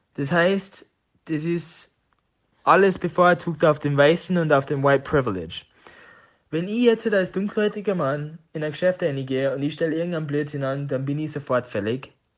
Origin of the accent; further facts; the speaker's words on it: Tyrol, Austria; accent: Tiroler Dialekt; moved away as an adult; also born or lived in United States; meinem Tiroler Dialekt. Da habe ich halt eine lange Zeit verbracht